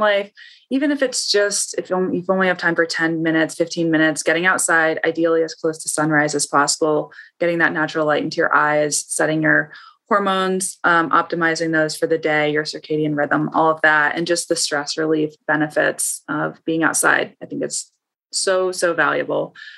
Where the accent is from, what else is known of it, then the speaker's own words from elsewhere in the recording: Ohio, United States; I grew up in Ohio